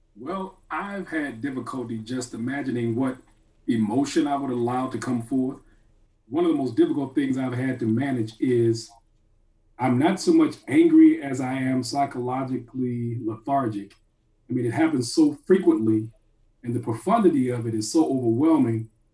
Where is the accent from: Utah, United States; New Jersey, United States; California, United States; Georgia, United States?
Georgia, United States; Atlanta; I'm from Atlanta. And so I guess I don't have the same familial attachment to the physical and material structures of Atlanta as I do to my communities. I grew up uh, in an environment that was very communally based, uh, the Stewart Avenue, Pittsburgh area